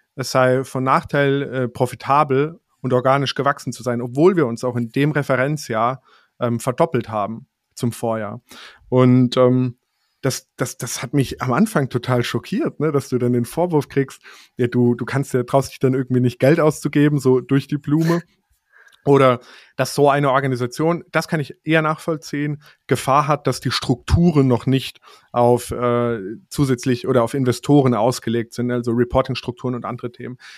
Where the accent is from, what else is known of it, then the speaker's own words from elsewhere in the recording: Rhineland-Palatinate, Germany; now in Karlsruhe, Germany; ich komme aus der Pfalz